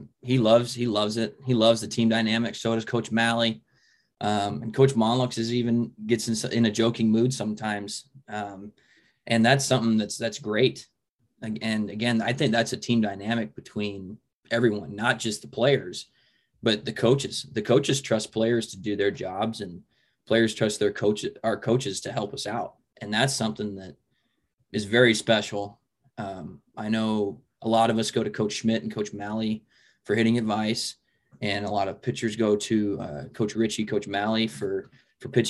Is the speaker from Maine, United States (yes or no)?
no; Papillion, Nebraska, United States; I grew up in Papillion, Nebraska, so I'm literally 10 minutes down the road from Bellevue